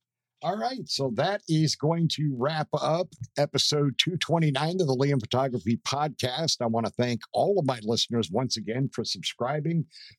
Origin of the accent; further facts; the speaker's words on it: northeastern Pennsylvania, United States; moved away as an adult; also born or lived in Columbus, Georgia / Atlanta, Georgia; now in Roxboro, United States; I'm right on the border between North Carolina and Virginia. But I'm originally from northeastern Pennsylvania